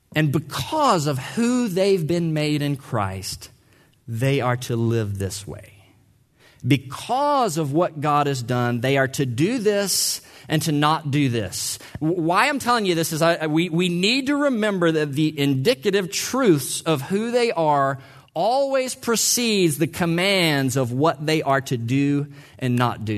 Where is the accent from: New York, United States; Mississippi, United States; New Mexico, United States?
Mississippi, United States; I'm from Mississippi